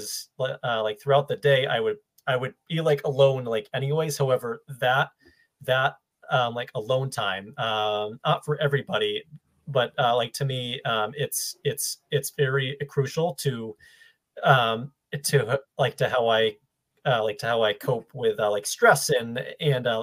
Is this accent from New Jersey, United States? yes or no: no; Ludlow, Massachusetts, United States; also born or lived in Maine; now in Boston, United States; I grew up in Western Mass in Ludlow. So right next to Springfield